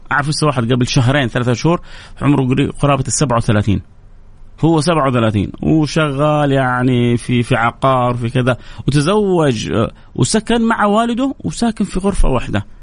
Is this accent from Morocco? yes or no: no; Saudi Arabia; عندنا في السعودية، مو عندنا في الخليج